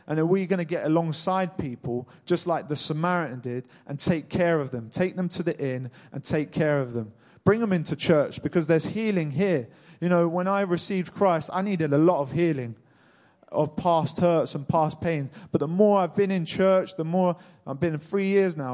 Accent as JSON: {"language": "English", "town": "Cambridge", "region": "East of England", "country": "United Kingdom", "tie": "born or raised there", "said": "I was born in Cambridge, just like you guys"}